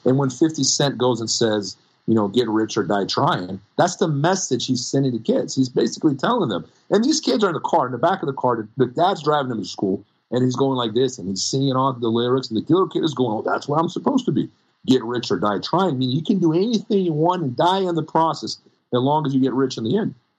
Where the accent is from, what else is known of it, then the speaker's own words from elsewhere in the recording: Brazil; now in United States; when I was growing up in Brazil, no one had guns